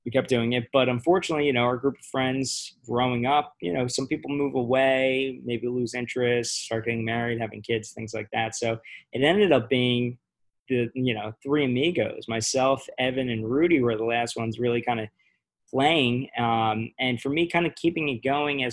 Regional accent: Ocean City, New Jersey, United States; I grew up in Ocean City, New Jersey

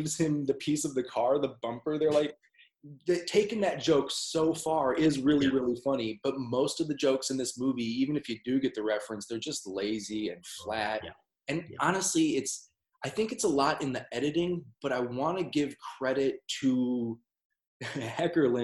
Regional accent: United States; moved away; I'm an American

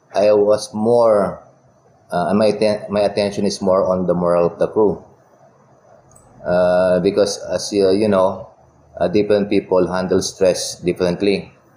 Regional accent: Philippines; we are Filipino seafarers

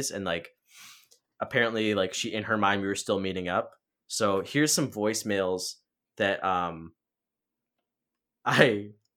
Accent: Grand Haven, Michigan, United States; moved away; whenever I go back to my hometown, we meet up for drinks. We go to our spot, Oddsides in Grand Haven

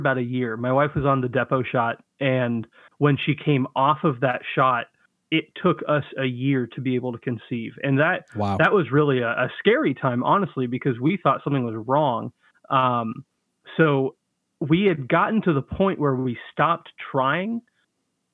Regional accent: Central Florida, United States; now in Lima, Ohio, United States; I grew up in Central Florida

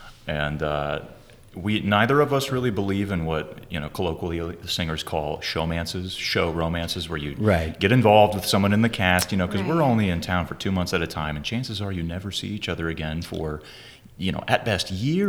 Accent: Fort Worth, Texas, United States; I got a scholarship to TCU in Fort Worth, my hometown.

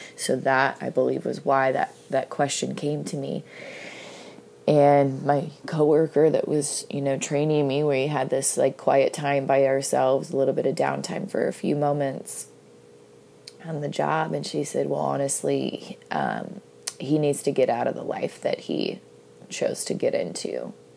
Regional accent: United States; I'm from the United States of America

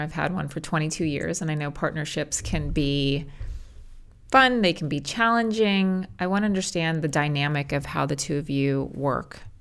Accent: Los Angeles, California, United States; I'm born and raised in Los Angeles

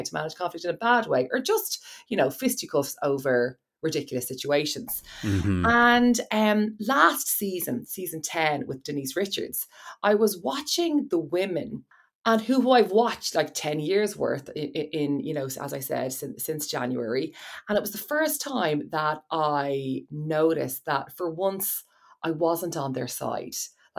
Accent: Ireland; Like, I'm sorry, we're Irish. This doesn't happen.

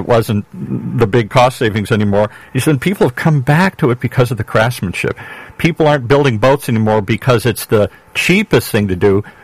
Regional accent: Michigan, United States; I grew up in Michigan

